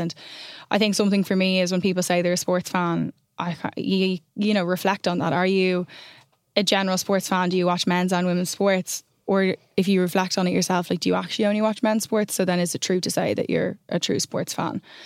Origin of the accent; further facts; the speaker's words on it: Ireland; I'm an Irish person